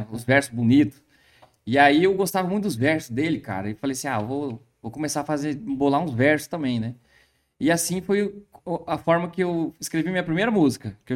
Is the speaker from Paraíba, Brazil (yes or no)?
no; Bela Vista, Mato Grosso do Sul, Brazil; Mato Grosso do Sul. Mato Grosso.